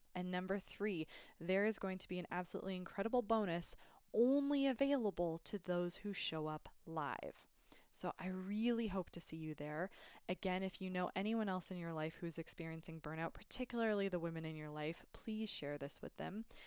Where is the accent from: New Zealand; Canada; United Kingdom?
Canada; I'm a Canadian